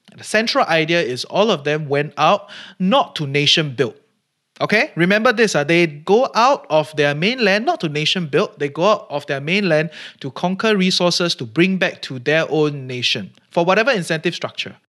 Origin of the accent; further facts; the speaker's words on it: Singapore; our country as a port, as a hub